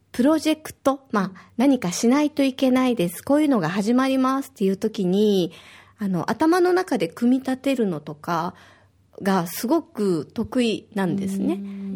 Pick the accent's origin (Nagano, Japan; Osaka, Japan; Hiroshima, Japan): Osaka, Japan; now in Okinawa, Japan; 私は大阪出身